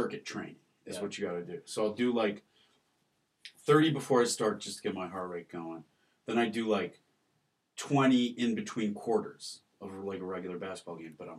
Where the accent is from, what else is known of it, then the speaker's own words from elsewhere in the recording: West Bloomfield, Michigan, United States; also born or lived in Ohio; I was born in Ohio, and as soon as he graduated, we moved back to a suburb of Detroit called West Bloomfield